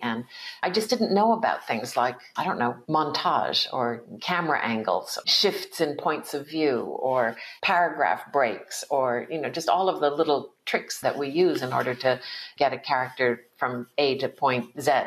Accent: East Coast of the United States, Connecticut, United States; I was born in 1956 in the United States on the East Coast too.

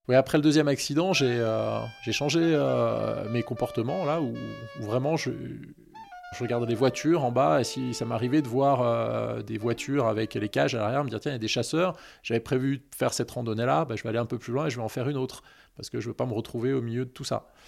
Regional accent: Annecy, Auvergne-Rhône-Alpes, France; j'ai grandi sur Annecy

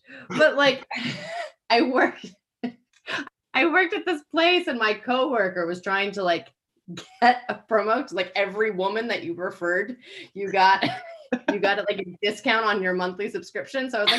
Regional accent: United States; moved away as an adult; now in England; can gather that I'm American, but have lived here for 10 years and can't kick it. But the more that I drink, the more kind of English British I sound.

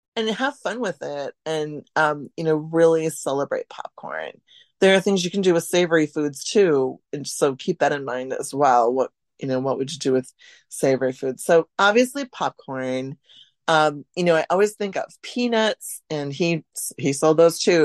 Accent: Central Wisconsin, United States; I'm talking to you from now at my hometown, uh, Central Wisconsin

